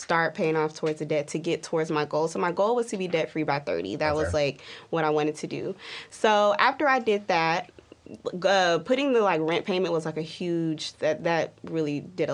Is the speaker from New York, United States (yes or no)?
no; Dallas, Texas, United States; moved away as an adult; now in Las Vegas, United States; originally, I'm from Dallas.